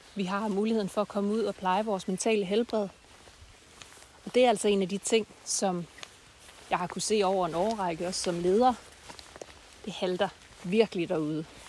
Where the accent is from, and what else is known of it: Denmark